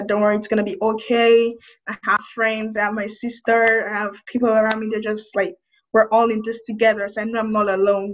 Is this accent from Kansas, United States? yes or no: yes; Wichita, Kansas, United States; I'm from Wichita, Kansas